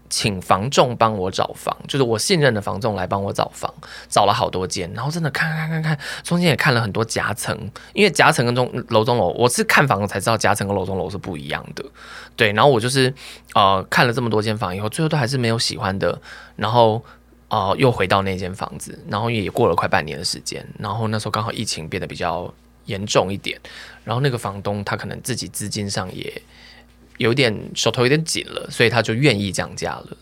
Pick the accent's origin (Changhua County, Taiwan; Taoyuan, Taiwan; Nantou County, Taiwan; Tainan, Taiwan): Nantou County, Taiwan; moved away as an adult; also born or lived in Taipei / Taichung; 我在南投成长很久